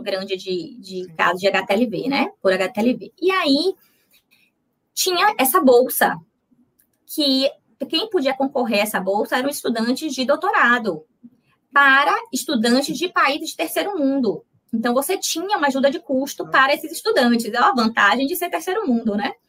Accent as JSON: {"language": "Portuguese", "town": "Itabuna", "region": "Bahia", "country": "Brazil", "moved": "as an adult", "lives_now": "Salvador, Brazil", "said": "eu sou de Itabuna. De Itabuna. Eu sou de Itabuna, fiz a faculdade na UESC, que é Ilhéus, né, do lado"}